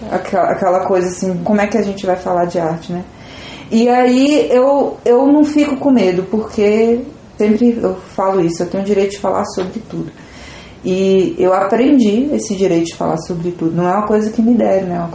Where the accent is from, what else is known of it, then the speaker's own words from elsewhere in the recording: Vitória da Conquista, Bahia, Brazil; É, eu faço parte do coletivo Labres, sou aqui de Conquista também.